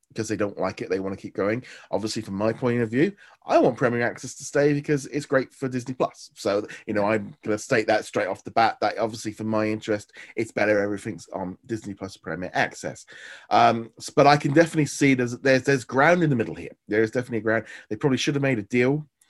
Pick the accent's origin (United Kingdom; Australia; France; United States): United Kingdom; for me as a Brit